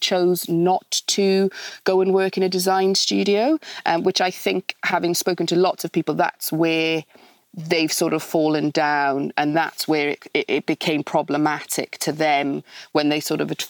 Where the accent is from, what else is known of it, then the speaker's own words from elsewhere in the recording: Wales, United Kingdom; moved away as an adult; now in London, United Kingdom; Yes, I am Welsh, although I've been in London for the last sort of 16, 17 years since I've met my husband.